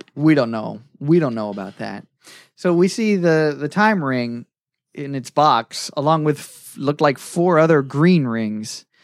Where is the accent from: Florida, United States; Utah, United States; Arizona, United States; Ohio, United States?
Florida, United States; I grew up in Florida